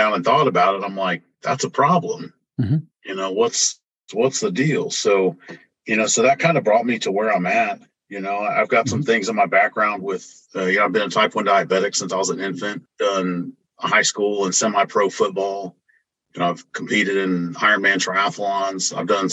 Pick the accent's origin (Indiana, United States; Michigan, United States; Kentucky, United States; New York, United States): Indiana, United States; Indianapolis; moved away as an adult; also born or lived in Florida; now in Oklahoma City, United States; I was born and raised in Indianapolis and spent some time in Florida